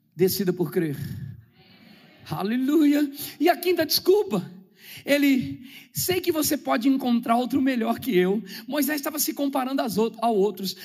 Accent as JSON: {"language": "Portuguese", "region": "São Paulo", "country": "Brazil", "tie": "born or raised there", "said": "eu nasci na Vila Zate, perto do Morro da Pinga, Zona Oeste de São Paulo. Falava gíria, só ouvia rap nacional e coisas lá. Eu vivi aquela vida lá dentro do gueto"}